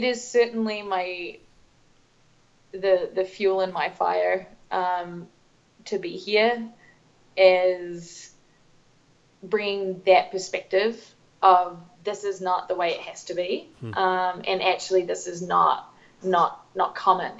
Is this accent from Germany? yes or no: no; New Zealand; also born or lived in Cambodia / North East England; now in Denver, United States; growing up in New Zealand